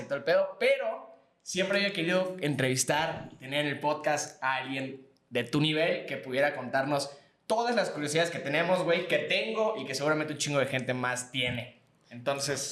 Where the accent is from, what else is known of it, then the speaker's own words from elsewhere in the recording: Yucatán, Mexico; nosotros somos de Yucatán